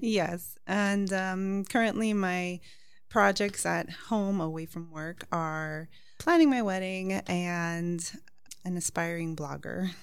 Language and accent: English; Miami, Florida, United States; also born or lived in New York; I'm actually American with Cuban background, uh, born in New York, and raised in Miami.